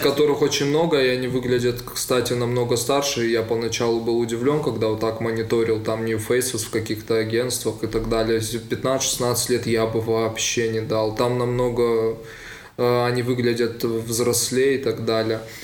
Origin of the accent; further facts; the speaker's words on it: Vladikavkaz, North Ossetia–Alania, Russia; moved away as an adult; now in Moscow, Russia; он мой э, так, земляк, мы из Владикавказа